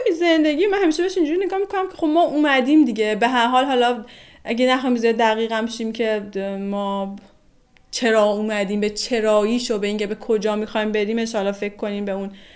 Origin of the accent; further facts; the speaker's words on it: northern Iran, Iran; moved away as an adult; also born or lived in Tehran; دلم هم پر میکشید برای شهر زندگی، شهر زادگاهم و به هر حال با همه این شرایط من به اینجای رسیدم که تصمیم گرفتم برگردم دیگه جمع کردم و برگشتم شمال